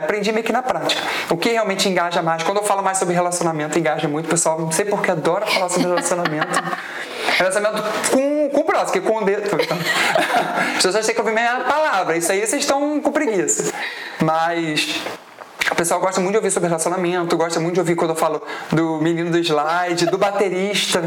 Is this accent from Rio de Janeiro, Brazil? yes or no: yes; Araruama, Rio de Janeiro, Brazil; Mas eu sou de Araruama